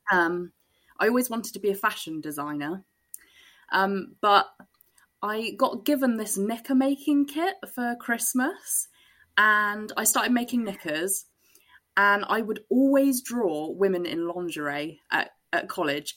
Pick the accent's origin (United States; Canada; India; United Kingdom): United Kingdom; Glastonbury, South West England; I was brought up in Glastonbury